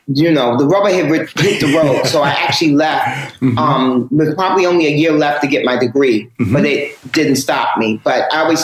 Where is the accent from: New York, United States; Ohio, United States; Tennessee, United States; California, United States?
New York, United States; see, I'm the first generation of hip hop. And mm-hmm. I'm born and raised in New York. So hip hop is my thing.